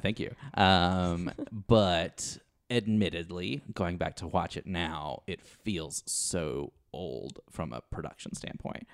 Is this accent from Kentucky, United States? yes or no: yes; Kentucky, United States; I'm originally from Kentucky